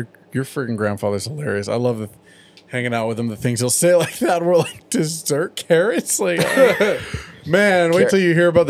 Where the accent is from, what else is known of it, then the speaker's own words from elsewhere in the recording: San Diego, California, United States; growing up in California and in San Diego.